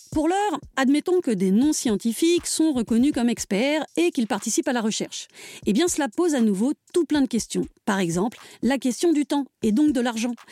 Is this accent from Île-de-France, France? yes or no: yes; Paris, Île-de-France, France; accent: Parisian; now in Drôme, France; moi qui ai toujours regretté mon accent parisien, alors même que je vis désormais en Drôme